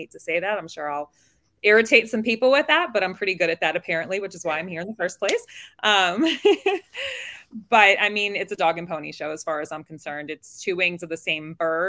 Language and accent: English; New York City, New York, United States; I'm from New York City